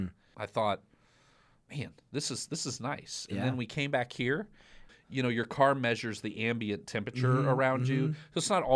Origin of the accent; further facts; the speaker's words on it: Midwest, United States; now in Austin, United States; I grew up in the Midwest on the banks of the muddy Mississippi.